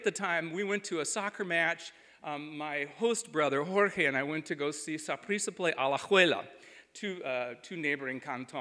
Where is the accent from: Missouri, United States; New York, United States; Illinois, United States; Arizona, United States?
Illinois, United States; Central; I was this kid from Central Illinois